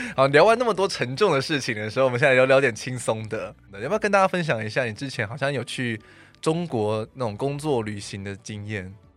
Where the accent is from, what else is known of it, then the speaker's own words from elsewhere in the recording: Taichung, Taiwan; now in Taipei, Taiwan; 因为我台中人